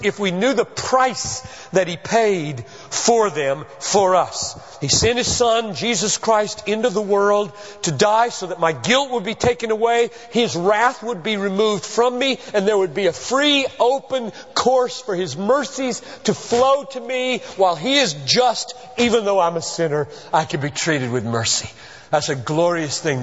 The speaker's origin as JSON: {"language": "English", "town": "Greenville", "region": "South Carolina", "country": "United States", "tie": "born or raised there", "moved": "yes", "said": "I grew up in Greenville"}